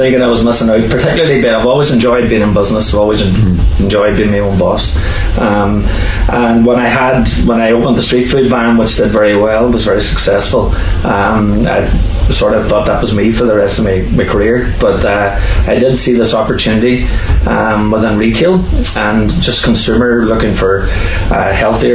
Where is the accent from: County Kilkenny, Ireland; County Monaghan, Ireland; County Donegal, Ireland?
County Donegal, Ireland; Lifford; I'm from Lufford. I was born and reared in Lufford and went to St. Patrick's School in Morlock